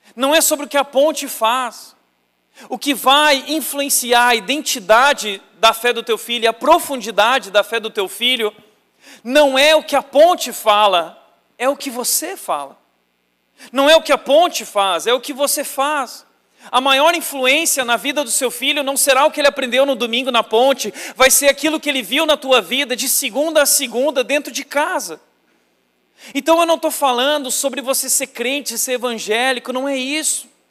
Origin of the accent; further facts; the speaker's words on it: Rio Grande do Sul, Brazil; E não existia seminário no Rio Grande do Sul, eu sou gaúcho